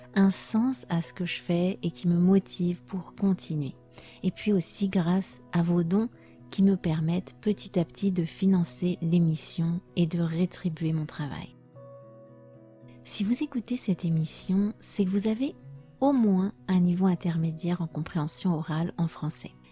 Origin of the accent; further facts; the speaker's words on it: France; first language French; je suis française